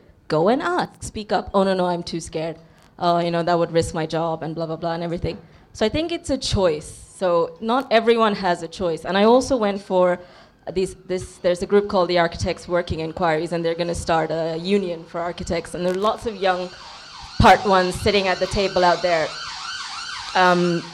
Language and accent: English; India; my background is I'm an Indian